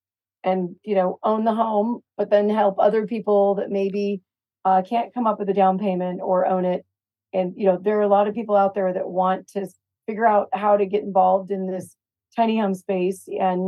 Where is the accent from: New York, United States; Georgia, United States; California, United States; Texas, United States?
California, United States; I come from California